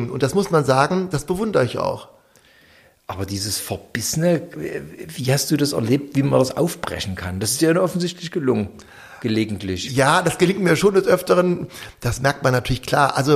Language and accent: German; Saxony, Germany; ich fühle mich natürlich als Vogtländer, klar.